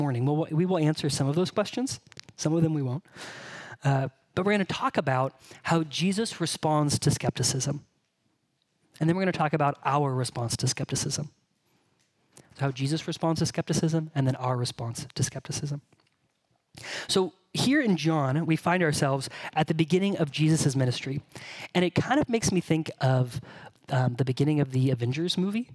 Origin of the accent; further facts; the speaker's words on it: Bakersfield, California, United States; moved away; what I tell people when they ask where I'm from is I'm from California